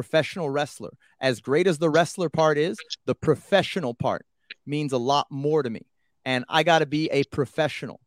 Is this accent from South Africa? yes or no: no; Canada; as a Canadian